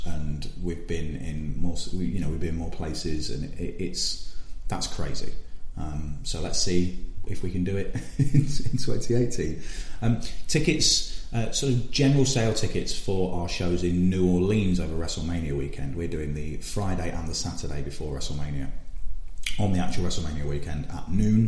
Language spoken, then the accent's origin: English; Leicester, East Midlands, United Kingdom; It's my hometown